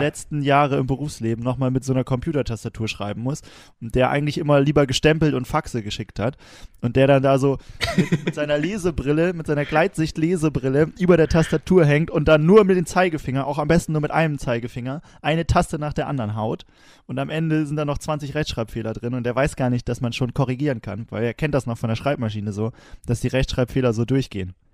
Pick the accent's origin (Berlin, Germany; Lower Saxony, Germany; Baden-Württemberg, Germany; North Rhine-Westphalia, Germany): Lower Saxony, Germany; Wilhelmshaven; wo ich herkomme, ne? Wilhelmshaven.